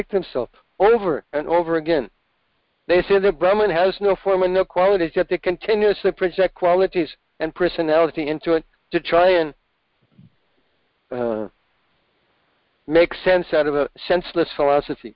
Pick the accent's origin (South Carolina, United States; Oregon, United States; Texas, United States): Oregon, United States; I grew up in Oregon